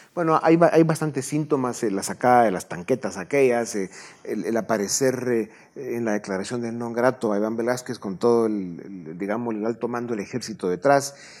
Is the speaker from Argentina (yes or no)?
no; Guatemala; Somos guatemaltecos